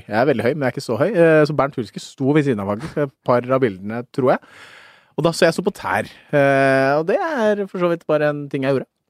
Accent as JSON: {"language": "Norwegian", "country": "Norway", "tie": "born or raised there", "said": "jeg er født i Norge, men faren min er født på Kapp Verde."}